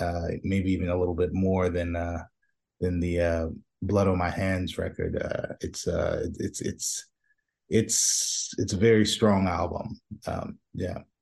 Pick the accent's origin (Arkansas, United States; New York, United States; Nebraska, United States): New York, United States; New York City; I'm from Brooklyn, so, so, you know, I grew up, you know, I grew up watching, uh, you know, going down to Fulton Street